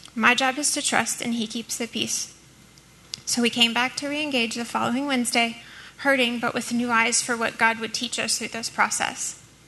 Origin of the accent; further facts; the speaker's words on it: New Orleans, Louisiana, United States; I too am from New Orleans. I grew up with a single mom